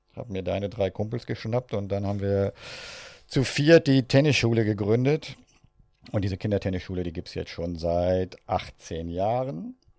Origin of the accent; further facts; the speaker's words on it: Northern Germany, Germany; wie ich groß geworden ja, bin. in Norddeutschland, wie man an meinem Dialekt sicher hört